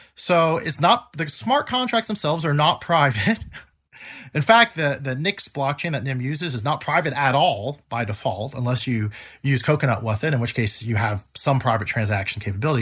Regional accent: United States; now in Switzerland; I am an American

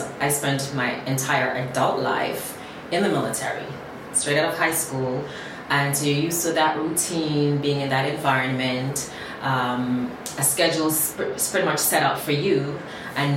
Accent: Jamaica; moved away; also born or lived in Miami, United States; I was a little girl growing up in Jamaica.

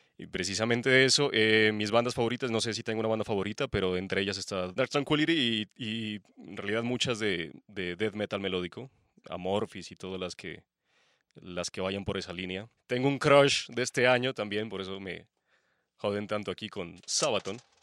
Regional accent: Pasto, Nariño, Colombia; Pastense, obviamente. Soy de Pasto.

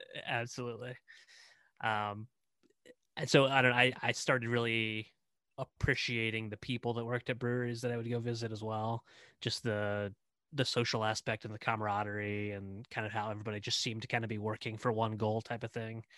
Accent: Indiana, United States; moved away as an adult; also born or lived in Cincinnati; I'm here as territory manager back in Indiana, my home state

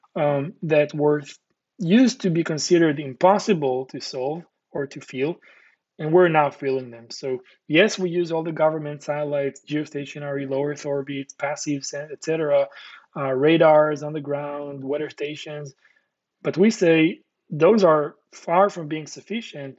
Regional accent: Israel; Born and raised in Israel

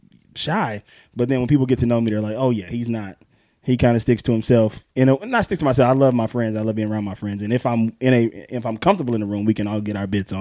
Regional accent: Pascagoula, Mississippi, United States; I'm from Pascagoula, Mississippi

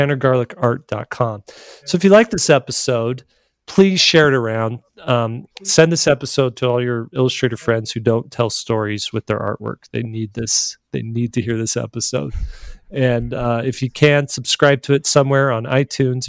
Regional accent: Arizona, United States; I grew up in Arizona

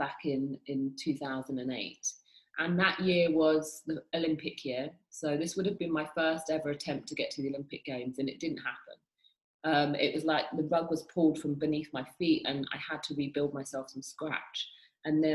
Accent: United Kingdom; moved away; I'm from the UK, I'm British.

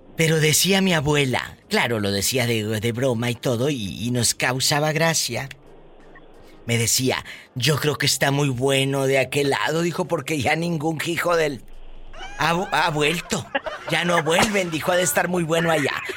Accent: Matamoros, Tamaulipas, Mexico; moved away; estaría en Matamoros

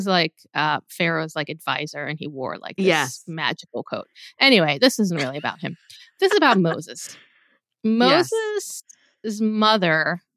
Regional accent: Israel; moved away; when I was growing up in Israel, I remember like Passover, you couldn't get, I mean, it's not that you couldn't get bread anywhere, but like restaurants wouldn't serve bread.

